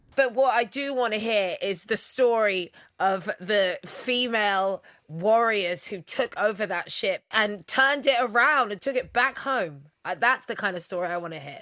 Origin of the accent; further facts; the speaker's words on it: United Kingdom; a British mixed race woman